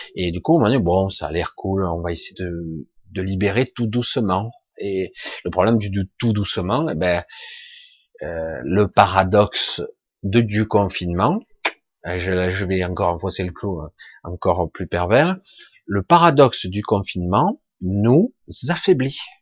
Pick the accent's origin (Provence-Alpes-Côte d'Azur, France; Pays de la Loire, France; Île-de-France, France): Provence-Alpes-Côte d'Azur, France; Marseille; Je suis marseillais d'origine